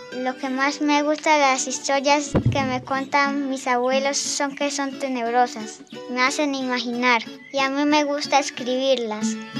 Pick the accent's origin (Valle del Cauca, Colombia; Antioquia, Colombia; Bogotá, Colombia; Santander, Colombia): Santander, Colombia; Charalá; Soy de la vereda Colacota del municipio de Charalá